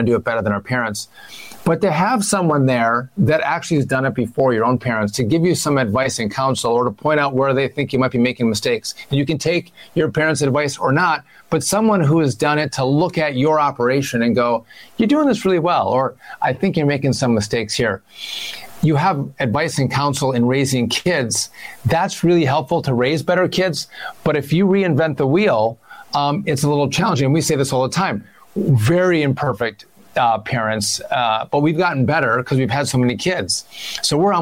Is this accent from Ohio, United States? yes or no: no; Hayward, Wisconsin, United States; moved away; six of my brothers and sisters all live in my hometown of Hayward